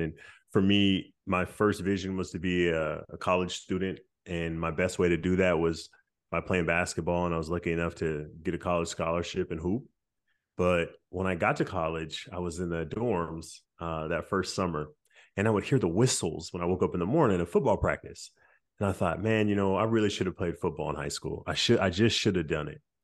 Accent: Stockton, California, United States; growing up in Stockton

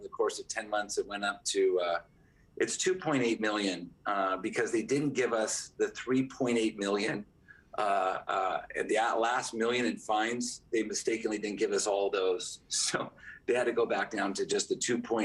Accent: Newport Beach, California, United States; now in San Jose, United States; I was born in Newport Beach, and all of our family lives down there

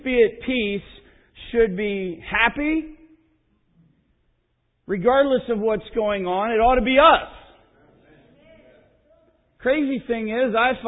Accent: Pennsylvania, United States; moved away; also born or lived in Lansing, Michigan / Midwest; I grew up in Pennsylvania

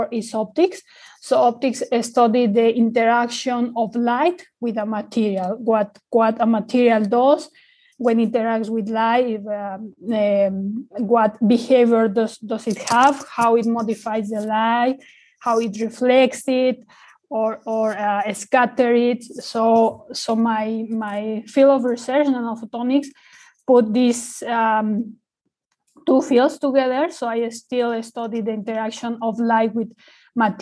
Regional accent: Mexico; moved away as an adult; now in Australia; I'm from Mexico. I did most of my studies there. I came to Australia to study the PhD

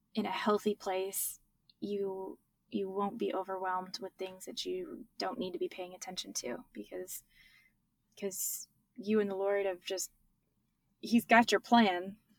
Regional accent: Michigan, United States; now in Texas, United States; I grew up in Michigan, now I live in Texas

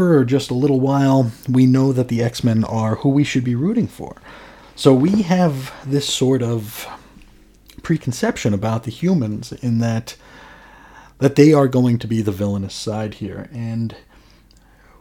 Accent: United States; as an American

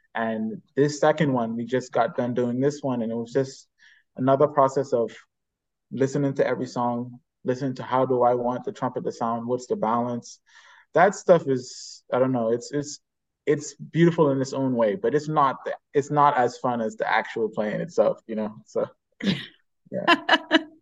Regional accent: Bahamas; born and raised in the Bahamas.

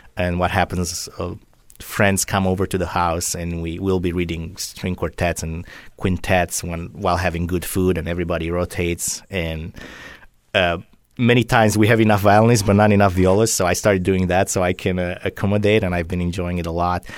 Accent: Drobeta-Turnu Severin, Mehedinți County, Romania; also born or lived in Philadelphia, United States; now in Southwest Florida, United States; I was born in a town on the Danube in Romania. This is in the southwest. Uh, it's called Roberta Turnu uh, Severin

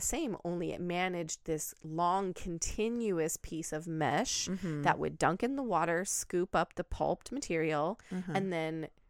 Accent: Pacific Northwest, United States; And I grew up in the Pacific Northwest. You drive to the coast, there's paper mills everywhere.

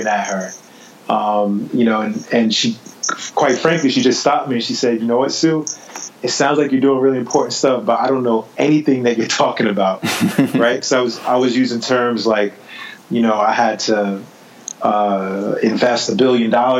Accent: New York City, New York, United States; growing up in New York City, I was a kid who grew up in a part of Brooklyn called East New York

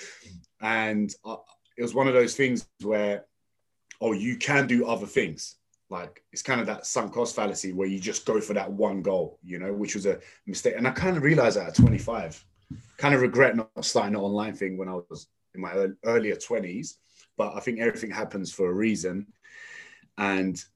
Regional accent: London, United Kingdom; also born or lived in Tottenham, North London; I was born in North London, moved to East London and ended up going to school in East London in Custom House near the Excel Centre

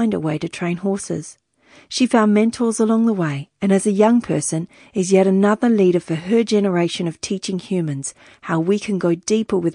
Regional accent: Wiradjuri country, New South Wales, Australia; now in Brisbane, Australia; I was born in Wiradjuri country

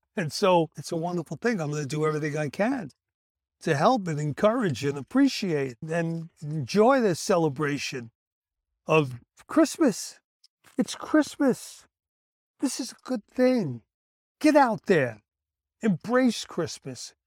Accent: Brooklyn, New York, United States; when I was a kid growing up in Brooklyn

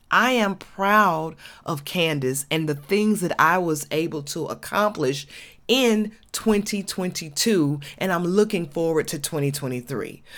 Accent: Georgia, United States

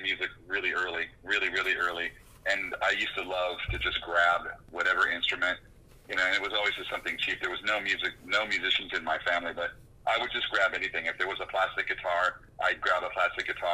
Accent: Oxnard, California, United States; moved away as an adult; also born or lived in Ventura, California / New York / New Orleans; I grew up in a small suburb just south called Oxnard

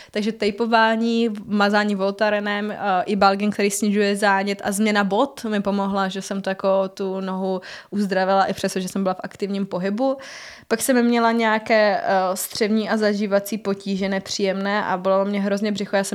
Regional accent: Havířov, Moravian-Silesian Region, Czechia; Eh, vyšla jsem z Havířova, to je hodně na východě

